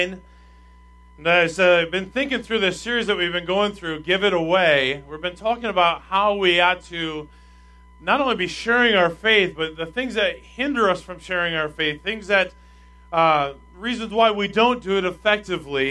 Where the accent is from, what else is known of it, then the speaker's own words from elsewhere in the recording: Minnesota, United States; we had a big bus ministry in my home church in Minnesota